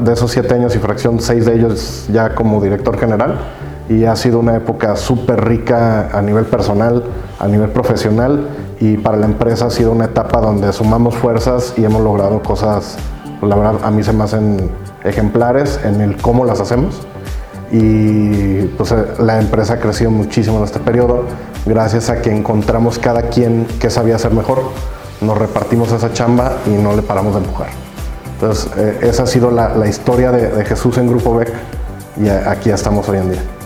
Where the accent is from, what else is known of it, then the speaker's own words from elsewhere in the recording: Guadalajara, Jalisco, Mexico; yo, soy tapatío, tuve el gusto y privilegio, digo yo, de, crecer en Guadalajara